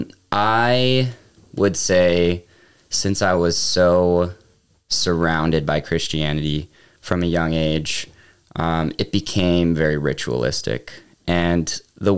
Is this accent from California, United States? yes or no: no; Charlotte, North Carolina, United States; moved away as an adult; also born or lived in Atlanta, Georgia / Illinois / Frisco, Texas / Huntersville, North Carolina; now in Fraser, Colorado, United States; I grew up, most of my childhood in the Charlotte area, North Carolina